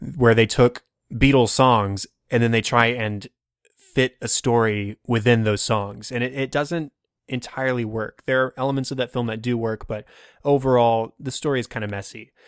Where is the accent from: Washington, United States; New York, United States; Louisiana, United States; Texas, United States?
Texas, United States; I'm from Texas. I don't see very many truly white Christmases.